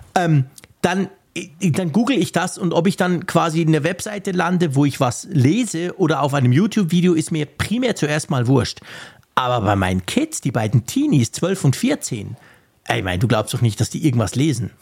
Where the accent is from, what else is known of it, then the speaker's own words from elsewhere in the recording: Switzerland; als Schweizer